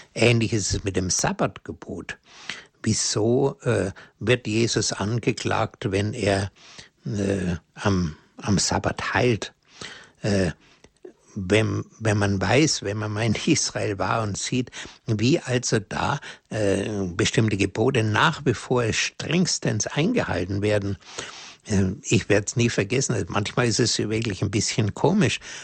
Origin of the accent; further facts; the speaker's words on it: Germany; bei uns in Deutschland